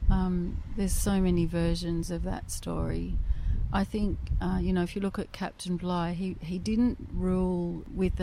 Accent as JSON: {"language": "English", "country": "Norfolk Island"}